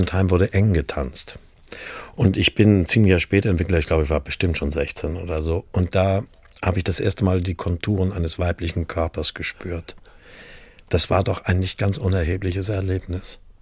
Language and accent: German; Kiel, Schleswig-Holstein, Germany; moved away as an adult; also born or lived in Stuttgart / Heilbronn; now in Munich, Germany; Ich bin in Kiel geboren, aufgewachsen und zur Schule gegangen.